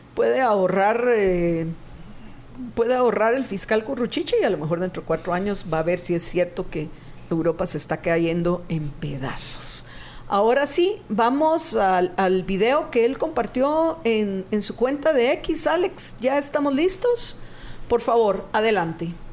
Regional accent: Guatemala; nos deleita a los guatemaltecos

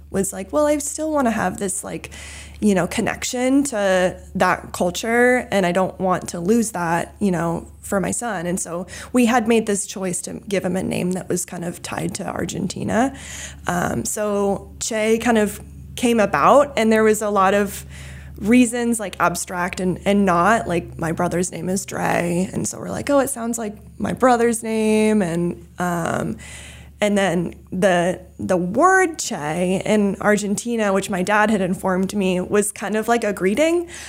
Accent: New England, United States; also born or lived in California; when my brother and I were fairly young, my parents had this dream of moving to New England, and so that's kinda how we ended up here

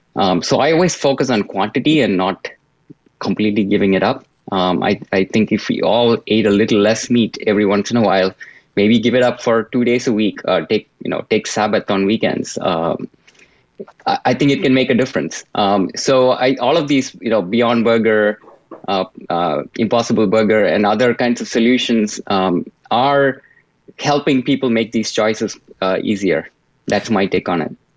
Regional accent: India; moved away; I grew up in India

